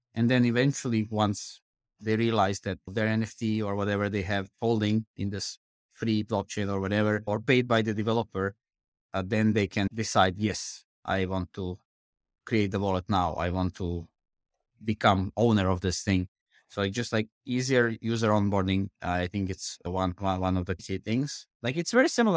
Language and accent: English; Croatia; I'm coming from Croatia